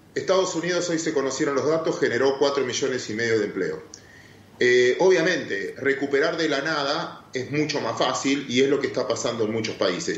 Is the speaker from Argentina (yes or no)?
yes; Argentina